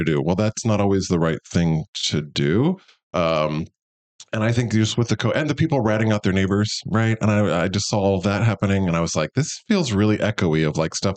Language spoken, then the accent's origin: English; Kansas City, Missouri, United States; moved away as an adult; also born or lived in Iowa / Boston; I grew up here in Missouri. I grew up in South Kansas City.